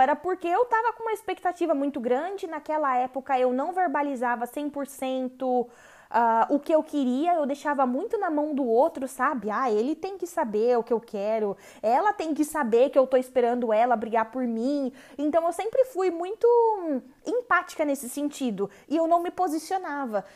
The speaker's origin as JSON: {"language": "Portuguese", "country": "Brazil", "moved": "as an adult", "said": "quando eu saí do Brasil"}